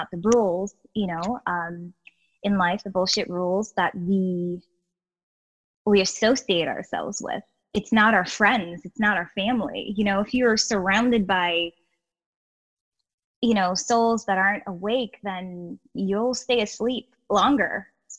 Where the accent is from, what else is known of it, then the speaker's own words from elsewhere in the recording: Guyana; I'm from South America, I was born in Guyana.